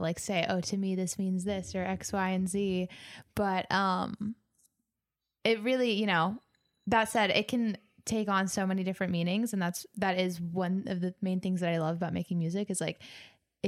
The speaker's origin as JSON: {"language": "English", "region": "Northern California", "country": "United States", "tie": "born or raised there", "lives_now": "Los Angeles, United States", "said": "I grew up in Northern California. And so when I moved to Los Angeles"}